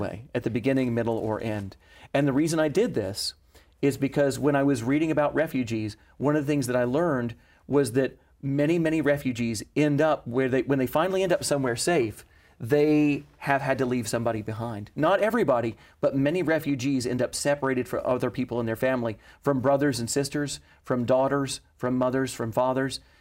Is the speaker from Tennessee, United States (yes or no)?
yes; Knoxville, Tennessee, United States; I was born there more than a hundred years later